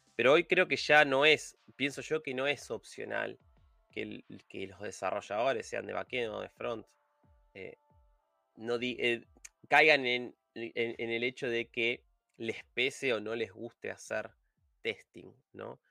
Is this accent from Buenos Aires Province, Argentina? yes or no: yes; Buenos Aires Province, Argentina; yo soy de Buenos Aires, de Argentina. Viví toda mi, vida acá.